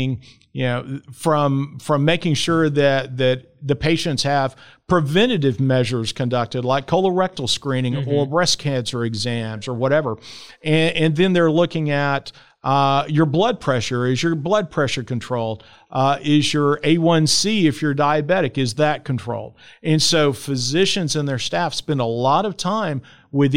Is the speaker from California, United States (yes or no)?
no; Dallas, Texas, United States; I grew up here in Dallas too